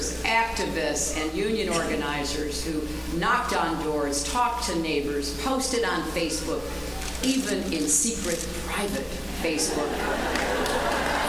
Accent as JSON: {"language": "English", "country": "United States", "said": "I am an American"}